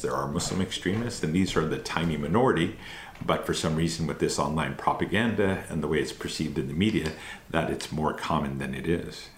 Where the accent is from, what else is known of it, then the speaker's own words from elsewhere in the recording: Canada; born in Canada, raised in Canada, but my family is originally from India and Pakistan.